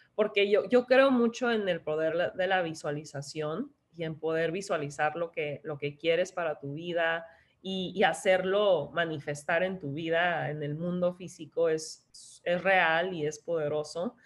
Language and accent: Spanish; San Diego, California, United States; also born or lived in Tijuana, Mexico; yo soy de San Diego, este, mexicana de Tijuana, pero casi toda mi vida he vivido en San Diego